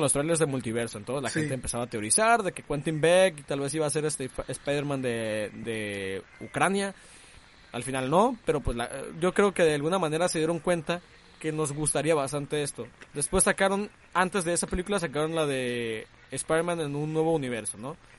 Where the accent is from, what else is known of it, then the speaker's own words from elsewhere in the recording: Mexico; somos los mexicanos